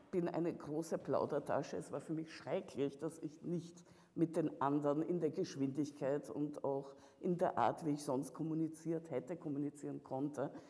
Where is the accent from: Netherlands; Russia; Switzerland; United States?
Russia; now in Vienna, Austria; dass meine Heimat in dem Sinne äh, sich in einen unguten Krieg gestürzt hat. Du meinst diese hier auch? Nein, ich meine schon Russland